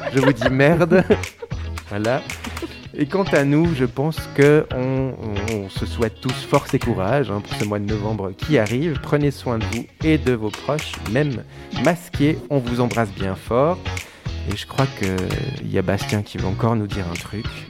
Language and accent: French; Switzerland; je, suis né ici